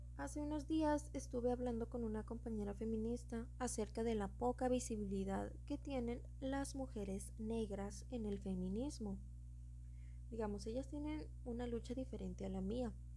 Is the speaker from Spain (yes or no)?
no; Mexico; soy mexicana